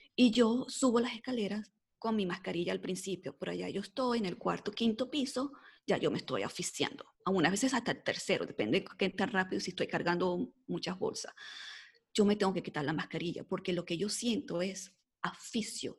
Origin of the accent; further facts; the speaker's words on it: Mexico; now in United States; soy de acá, de Estados Unidos, eh, mexicana, pero viviendo en Estados Unidos